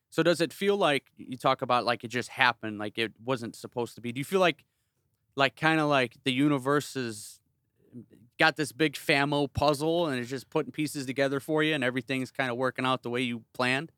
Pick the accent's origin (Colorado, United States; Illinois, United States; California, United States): Illinois, United States; South suburbs of Chicago; now in Northwest Indiana, United States; I'm from the South Burbs of Chicago. I'm from s, the seven oh eight. I grew up thirty minutes south of s, the city